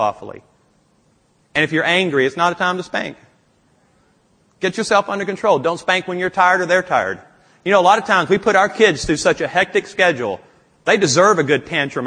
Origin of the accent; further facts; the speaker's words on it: Louisiana, United States; I'm from Louisiana